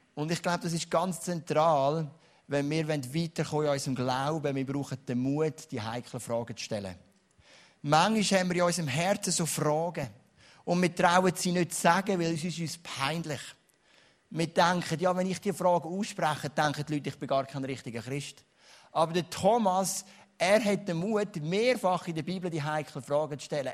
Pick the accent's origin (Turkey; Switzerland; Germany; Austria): Switzerland; als Schweizer